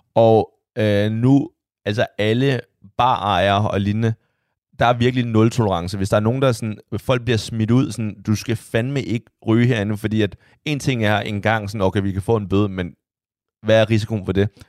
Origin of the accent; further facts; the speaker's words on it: China; now in Denmark; der hvor jeg kommer fra